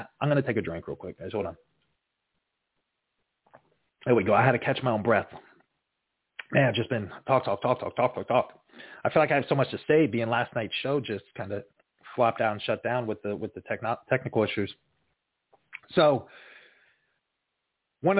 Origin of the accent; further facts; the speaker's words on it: Florida, United States; I grew up, born and raised in Florida